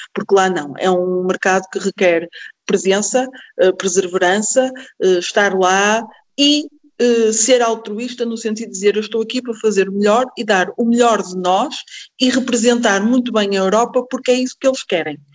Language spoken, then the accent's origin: Portuguese; Paços de Ferreira, Norte, Portugal; eu sou de Passos de Ferreira, a empresa também é de Passos de Ferreira